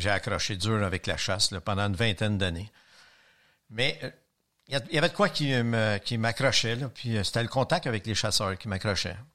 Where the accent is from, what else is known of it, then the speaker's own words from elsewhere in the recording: Longueuil, Quebec, Canada; Je suis de Mackayville.